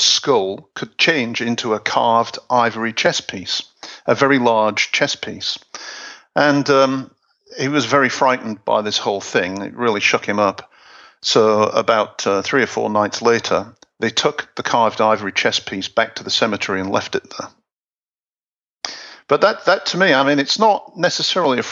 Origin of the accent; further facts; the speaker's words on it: Hull, Yorkshire and the Humber, United Kingdom; I'm from Hull